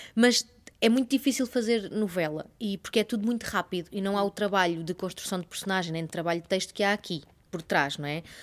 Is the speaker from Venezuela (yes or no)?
no; Torres Vedras, Lisbon, Portugal; sou de Torres Vedras e os meus pais não tinham aquela coisa de ir ao teatro